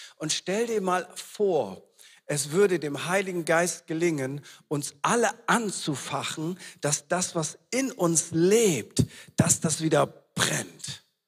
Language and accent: German; East Frisia, Lower Saxony, Germany; wir sind in sich ja schon komisch als Ostfriesen.